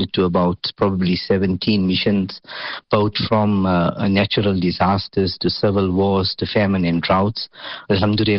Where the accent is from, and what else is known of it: South Africa